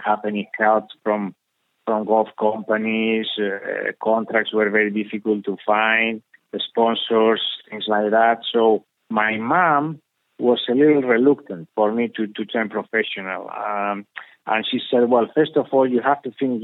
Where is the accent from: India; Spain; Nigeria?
Spain; when I grew up here in Spain